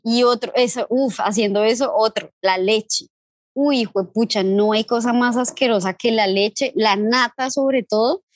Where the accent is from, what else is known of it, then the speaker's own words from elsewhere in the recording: Venezuela; moved away; en mi infancia en Venezuela